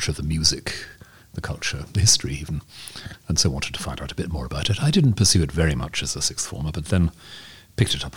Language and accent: English; Swansea, Wales, United Kingdom; moved away as an adult; growing up in Swansea